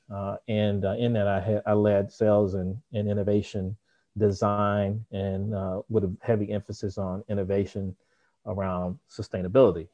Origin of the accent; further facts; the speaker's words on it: Memphis, Tennessee, United States; I grew up in Memphis, Tennessee